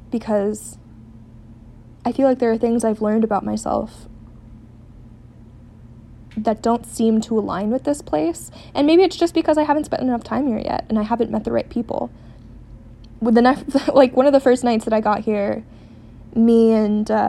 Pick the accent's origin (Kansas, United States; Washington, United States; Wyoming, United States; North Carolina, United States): Washington, United States; Seattle; but I tell them I'm from Seattle.